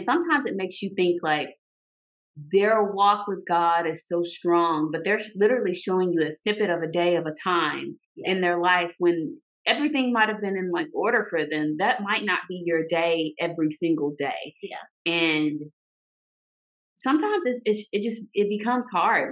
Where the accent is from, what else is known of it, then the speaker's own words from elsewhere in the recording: Arkansas, United States; moved away as an adult; now in Georgia, United States; we both live in Georgia, but I'm from Arkansas.